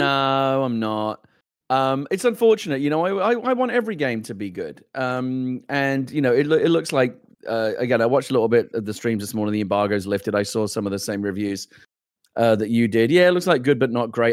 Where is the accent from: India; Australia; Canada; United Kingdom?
United Kingdom; London; I grew up in the East End of London. I grew up in London, born and raised where this game is set.